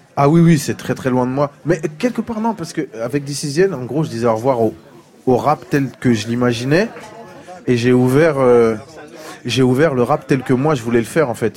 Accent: France; j'ai grandi en France avec ma mère et mes tantes et tout ça et du coup l'Afrique je l'ai connue à 20 ans

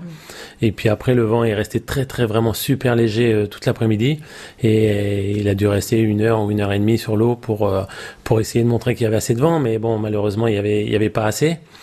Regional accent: Île de Ré, Nouvelle-Aquitaine, France; c'est la famille, toute la famille est d'ici. Euh, j'ai mes amis aussi ici, et je suis français

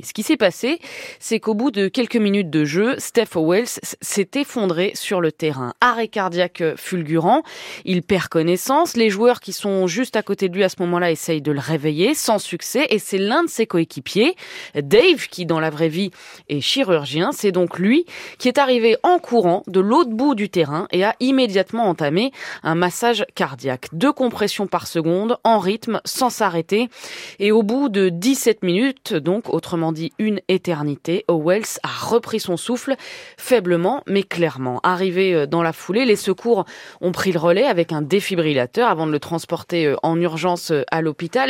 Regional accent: France; chez nous en France

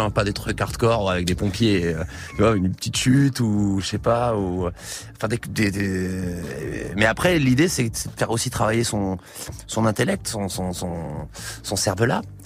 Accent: Metz, Grand Est, France; also born or lived in Paris; J'ai grandi à Metz

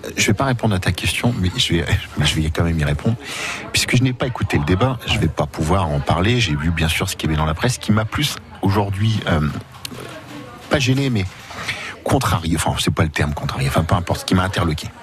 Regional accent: France; on est des Français, on est fiers de l'être

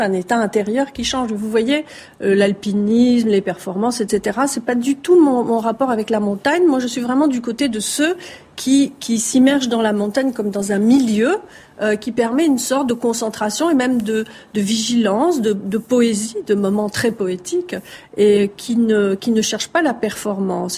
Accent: Marseille, Provence-Alpes-Côte d'Azur, France; j'ai grandi à Marseille et je suis d'origine méditerranéenne

